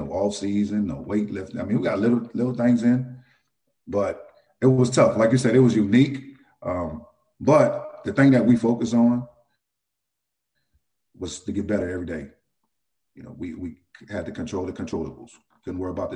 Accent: New Orleans, Louisiana, United States; I was born and raised in New Orleans

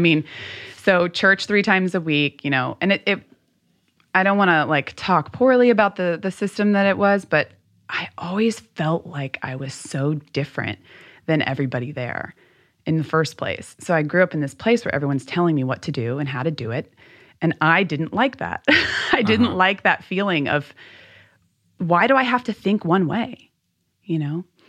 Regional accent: Louisville, Kentucky, United States; the society that I grew up in in Louisville was very much you should be very grateful for what you have

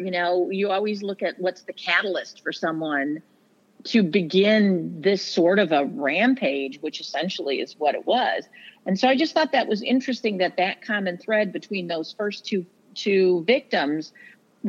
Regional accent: Toledo, Ohio, United States; also born or lived in Genoa, Ohio; I was born in Toledo. I've lived my whole life in this area

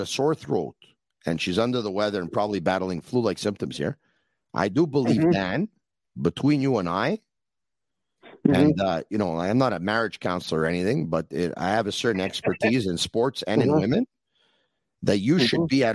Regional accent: Montreal, Quebec, Canada; I'm from Montreal

